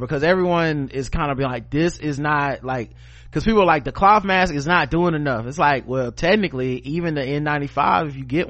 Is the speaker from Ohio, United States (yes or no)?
no; South Carolina, United States; moved away as an adult; now in Ogden, United States; I'm a middle-aged brother, born and raised in South Carolina, currently living and teaching in Ogden, Utah. I haven't moved out here with my family in 2015.